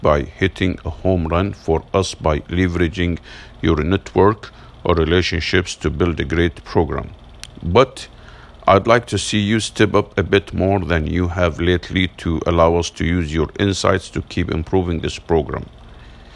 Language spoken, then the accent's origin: English; Massachusetts, United States; my home state of Massachusetts